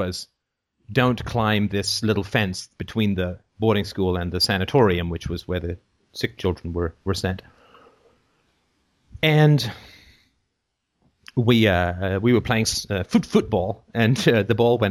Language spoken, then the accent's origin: English; England, United Kingdom; growing up in England